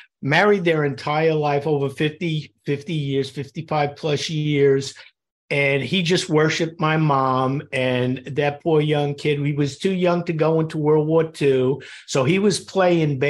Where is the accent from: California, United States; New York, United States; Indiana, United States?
New York, United States; New York City; when I was a kid growing up in Queens, New York